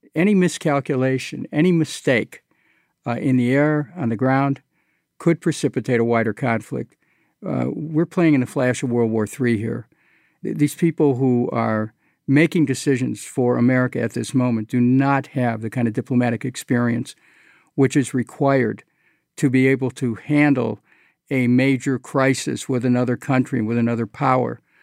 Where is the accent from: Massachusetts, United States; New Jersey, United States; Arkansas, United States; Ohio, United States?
Ohio, United States; Cleveland; when I was a kid growing up in Cleveland